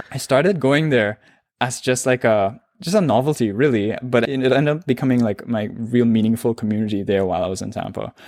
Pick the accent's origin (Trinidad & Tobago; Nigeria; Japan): Trinidad & Tobago; accent: Trinidadian; moved away as an adult; now in Toronto, Canada; I'm born and raised in Trinidad and Tobago